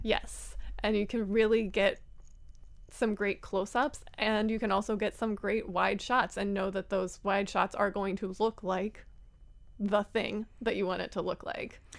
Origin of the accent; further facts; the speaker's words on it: Philadelphia, Pennsylvania, United States; I'm from Philly